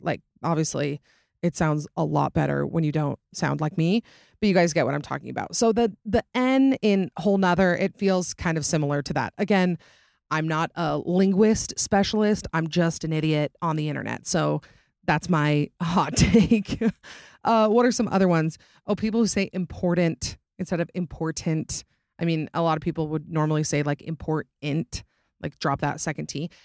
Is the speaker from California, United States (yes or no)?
no; Utah, United States; accent: Utah accent; also born or lived in Georgia / Boston; for twenty-six years of my life, I have lived in Utah.